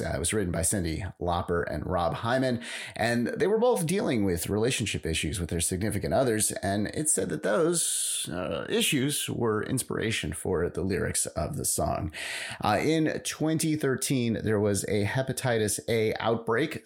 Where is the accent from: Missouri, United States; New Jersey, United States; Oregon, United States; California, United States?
California, United States; San Francisco; I'm from San Francisco